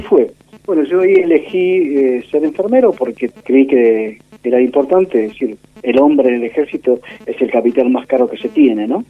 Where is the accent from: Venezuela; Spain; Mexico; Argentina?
Argentina; Buenos Aires Province; also born or lived in Posadas, Misiones, Argentina / San Fernando, Buenos Aires / Pilar, Buenos Aires / San Miguel, Buenos Aires; nací en Misiones, Posadas Misiones. Vine a um, Buenos Aires con toda mi familia cuando tenía cuatro años y de ahí ya este, nos quedamos definitivamente en Buenos Aires.